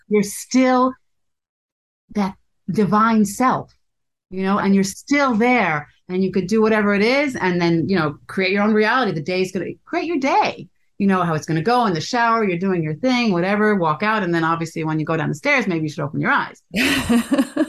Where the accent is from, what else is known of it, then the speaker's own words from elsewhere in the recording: United States; I'm American